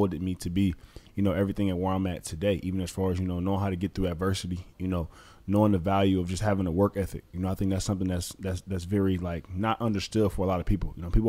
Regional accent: Detroit, Michigan, United States; moved away as an adult; also born or lived in Southfield, Michigan; now in Chicago, United States; growing up, born and raised in Detroit, Michigan, you know, I think, again, now that I'm in Chicago

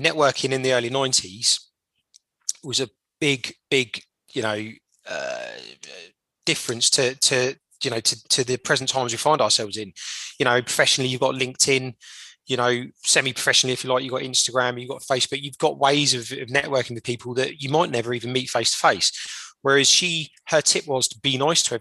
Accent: Portsmouth, South East England, United Kingdom; we are 2 lads from Portsmouth

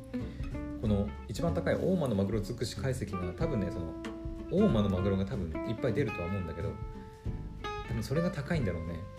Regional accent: Aomori, Japan; 私は青森県民なので

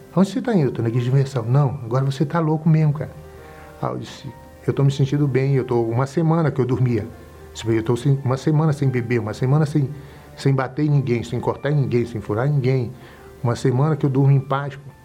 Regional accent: Belém, Pará, Brazil; sou de Belém do Pará

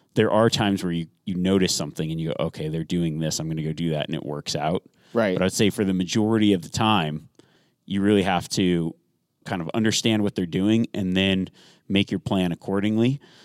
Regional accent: Nevada, United States; I grew up in Nevada

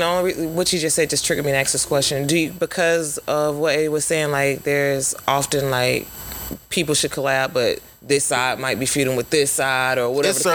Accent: Winter Park, Florida, United States; a lot of my family is self-rooted, like what a lot of people don't know, because they know that I'm from Winter Park, but I'm actually rooted in Pompano Beach, Florida.

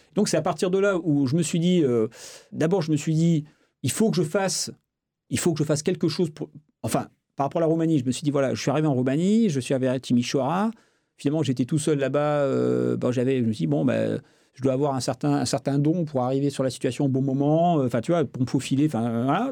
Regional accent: France; je suis français

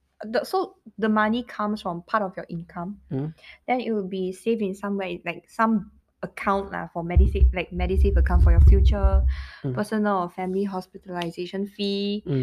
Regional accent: Malaysia; moved away as an adult; now in Singapore; I'm still Malaysian, though.

